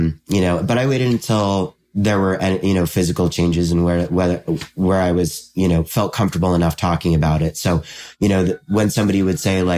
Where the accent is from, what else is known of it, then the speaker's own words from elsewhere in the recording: just south of Albany, upstate New York, United States; I'm from around Albany. I'm from just south of Albany in upstate New York